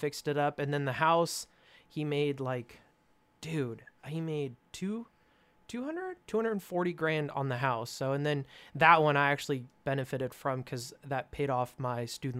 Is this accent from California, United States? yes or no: yes; California, United States; So I came from California, and my dad basically venture capitaled, and then I did all of the work.